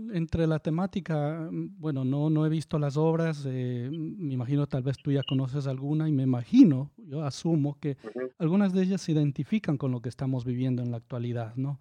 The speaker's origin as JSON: {"language": "Spanish", "town": "Ambato", "region": "Tungurahua", "country": "Ecuador", "tie": "born or raised there", "moved": "yes", "lives_now": "Guayaquil, Ecuador", "said": "yo nací aquí en Guayaquil. Pero me ah, crié, tuve un par de años, bueno, Escuela y colegio le dicen en la ciudad de Ambato"}